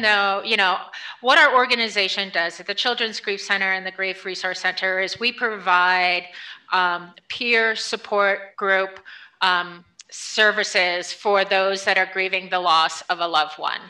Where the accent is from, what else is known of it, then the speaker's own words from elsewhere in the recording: New Paltz, New York, United States; So I grew up in a small town uh, in upstate New York called okay. New Paltz.